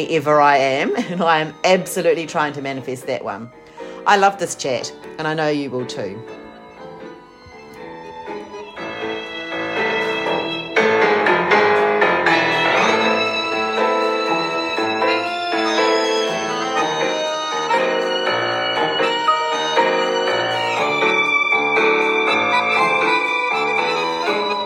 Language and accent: English; Christchurch, Canterbury, New Zealand; moved away; I'm from Christchurch originally.